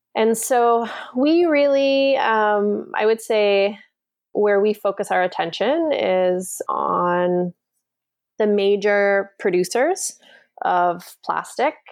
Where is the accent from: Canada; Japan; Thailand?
Canada; also born or lived in Washington, D.C.; I grew up in Canada